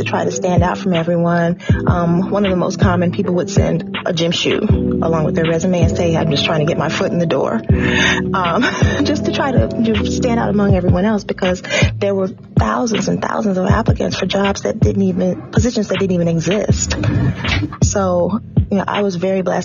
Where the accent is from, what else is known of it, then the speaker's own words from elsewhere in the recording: Chicago, Illinois, United States; now in New Orleans, United States; I was born and raised in Chicago, mostly in the Bronzeville area, and graduated from Dunbar High School in 1988